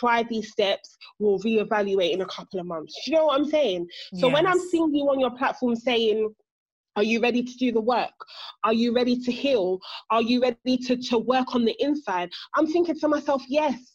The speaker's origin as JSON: {"language": "English", "region": "England", "country": "United Kingdom", "said": "I actually feel like I am the English version of you."}